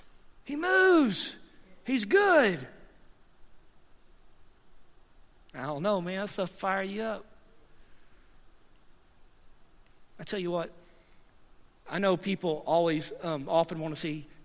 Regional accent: the South, United States; moved away; I'm from the South, and I've been here for 9 years as well

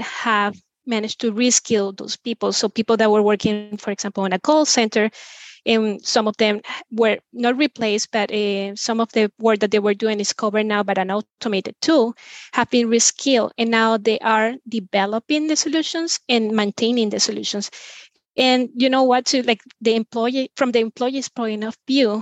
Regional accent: Venezuela; now in Spain; I'm originally from Venezuela, but I've been living in Spain for over 15 years

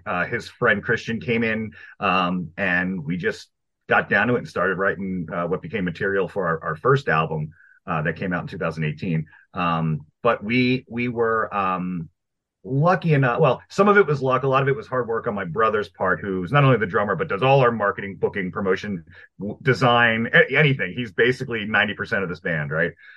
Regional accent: Maryland, United States; also born or lived in Brooklyn, New York; I'm from Brooklyn, New York originally. I was pretty young when we moved out of there, so I'm really I've been living in Maryland uh, since like ten years

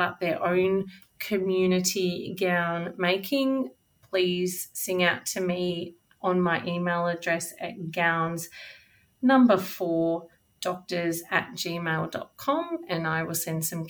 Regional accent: Charlton, Victoria, Australia; moved away as an adult; also born or lived in Geelong; now in Bendigo, Australia; I grew up in Charlton, which is in north central Victoria.

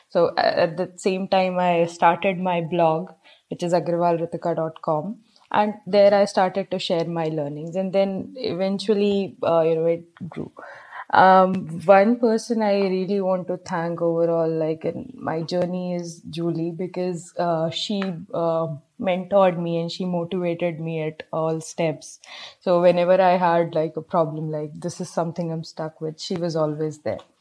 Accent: Bijnor, Uttar Pradesh, India; moved away as an adult; now in Hyderabad, India; currently I'm at my hometown. It's Bijnor, Uttar Pradesh.

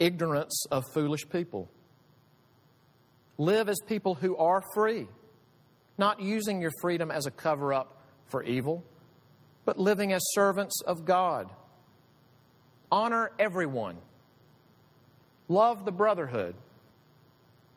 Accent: United States; I love being American. I am so thankful to be American

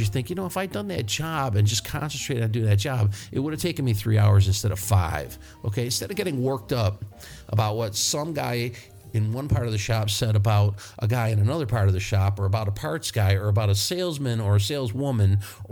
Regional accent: New York, United States; moved away; I am from New York, but I'm not from the city

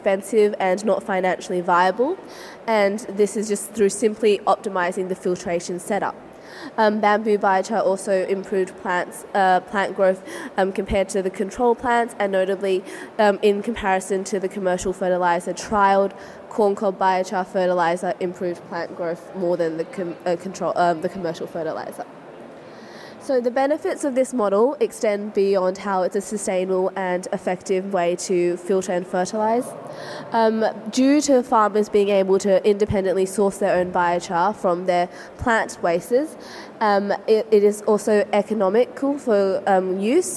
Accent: Vietnam; now in Australia; my home country of Vietnam

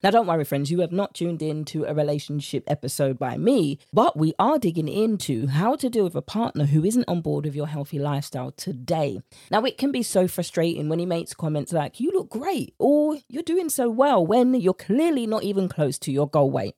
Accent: United Kingdom; accent: British; my British accent

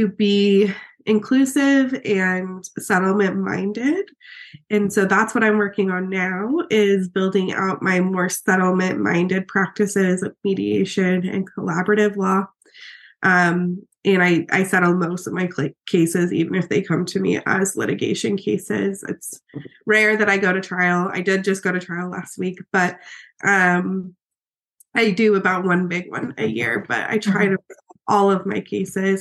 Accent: right outside Salt Lake City, Utah, United States; moved away as an adult; also born or lived in Oregon; So I'm originally from Utah, right outside Salt Lake City. I grew up there

